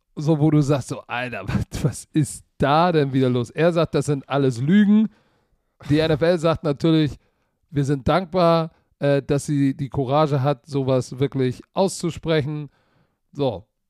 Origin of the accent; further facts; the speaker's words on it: Germany; Wir als Deutsche